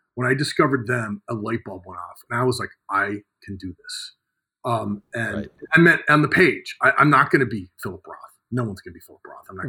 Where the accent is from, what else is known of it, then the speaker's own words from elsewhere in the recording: Cleveland, Ohio, United States; moved away as an adult; also born or lived in Michigan; I come from Cleveland, uh, working class background. Um, spent my childhood, you know, working on farms.